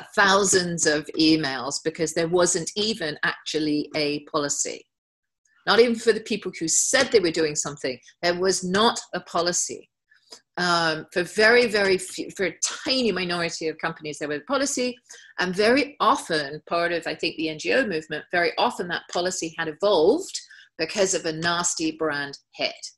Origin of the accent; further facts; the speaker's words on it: England, United Kingdom; as an English person.